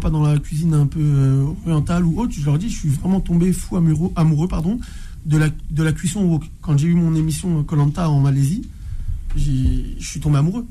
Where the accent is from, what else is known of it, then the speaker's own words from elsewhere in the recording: Orly, Île-de-France, France; je suis originaire pardon, de Orly dans le 94.